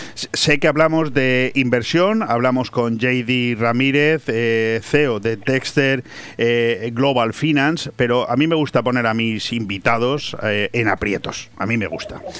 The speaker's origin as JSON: {"language": "Spanish", "country": "Spain", "said": "los españoles somos muy dados a matarnos entre nosotros mismos"}